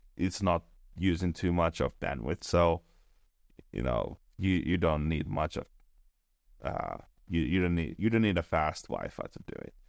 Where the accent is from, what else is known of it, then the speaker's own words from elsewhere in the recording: Finland; I'm from Finland